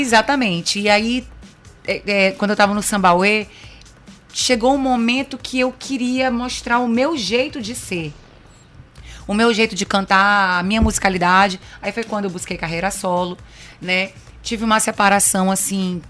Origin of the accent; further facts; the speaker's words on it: São Luís, Maranhão, Brazil; also born or lived in Aracaju, Sergipe; Eu não sou maranhense, sou de Aracaju, mas eu vim nascida, é, é vim com três anos para cá, para São Luís, e o Maranhão me adotou